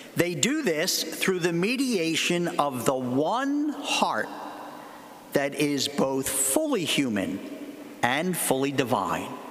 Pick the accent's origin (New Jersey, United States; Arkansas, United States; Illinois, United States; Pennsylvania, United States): Pennsylvania, United States; Philadelphia; I come from Philadelphia